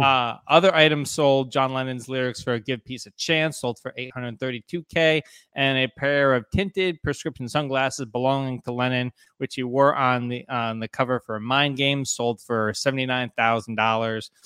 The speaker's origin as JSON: {"language": "English", "region": "New Jersey", "country": "United States", "tie": "born or raised there", "said": "growing up in New Jersey, it's, like, a, a rite of passage when you're in, like, fifth, sixth grade"}